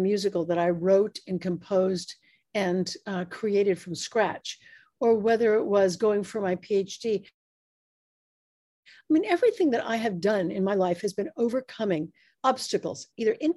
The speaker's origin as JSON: {"language": "English", "country": "United States", "said": "I'm an American"}